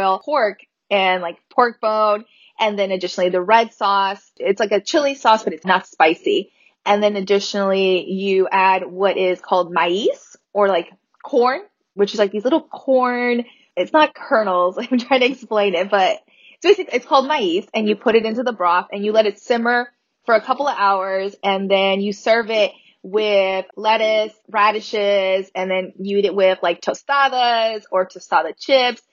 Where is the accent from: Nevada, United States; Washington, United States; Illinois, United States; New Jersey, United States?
Nevada, United States; Las Vegas; also born or lived in Alamos, Sonora, Mexico; I actually was born in Alamos, Sonora, Mexico, and I migrated to the United States when I was 7 months old. So I'm currently undocumented in DACA, but I was raised here in Las Vegas, Nevada, all my life